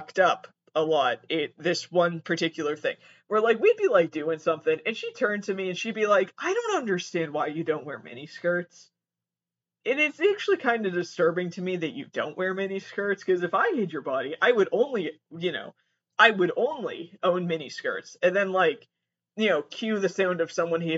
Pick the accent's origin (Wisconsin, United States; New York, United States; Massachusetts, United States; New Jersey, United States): Massachusetts, United States; I was born and raised in Massachusetts, and I am there right now, currently